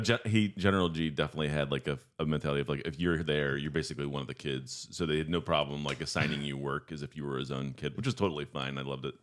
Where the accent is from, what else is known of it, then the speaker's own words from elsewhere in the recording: Guys Mills, Pennsylvania, United States; moved away as an adult; now in Cleveland, United States; I grew up in Guy's Mills, just outside of Meadville, Pennsylvania